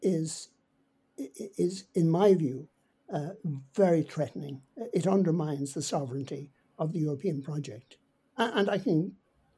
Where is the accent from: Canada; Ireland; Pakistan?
Ireland; as being Irish